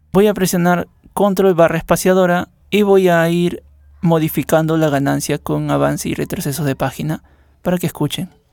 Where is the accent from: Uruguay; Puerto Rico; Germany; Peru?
Peru; soy de Perú y formo parte de la moderación